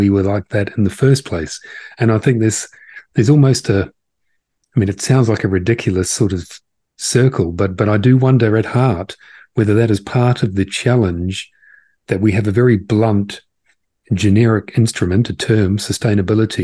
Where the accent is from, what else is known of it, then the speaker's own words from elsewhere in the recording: New Zealand; moved away; I'm from Aotearoa, New Zealand originally